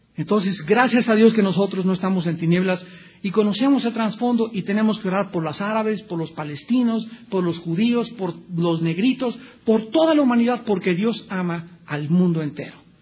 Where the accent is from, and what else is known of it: Mexico